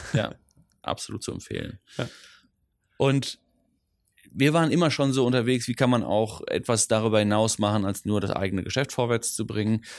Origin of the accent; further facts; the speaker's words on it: Ruhr area, North Rhine-Westphalia, Germany; first language Dutch; German is a second language; also born or lived in Düsseldorf; now in Cologne, Germany; ich bin aufgewachsen im Ruhrpott, hm. äh, also äh, Witten, Bochum, Dortmund, so die mhm. Ecke